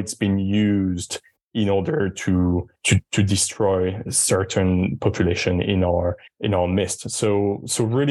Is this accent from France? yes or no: yes; France; I'm from France. I grew up in an environment when I was told there's no such thing as race